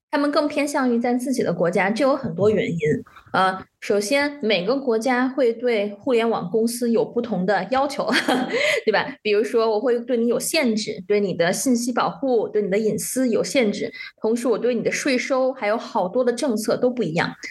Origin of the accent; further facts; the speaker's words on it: China; moved away; also born or lived in Shanghai / Netherlands / Germany; 我当时在上海的时候